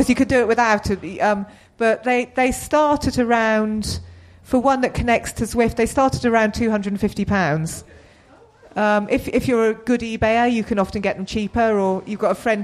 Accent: New Forest, South East England, United Kingdom; I grew up in the New Forest

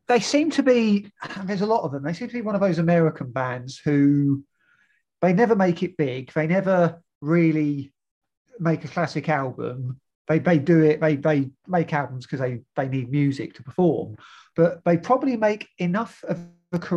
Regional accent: Newcastle, North East England, United Kingdom; you know, we're, we're from Newcastle, so we're just going to go.

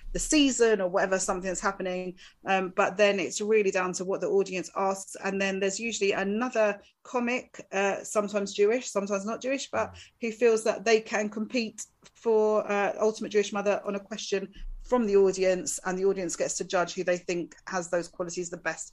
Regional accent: Essex, East of England, United Kingdom; being from Essex

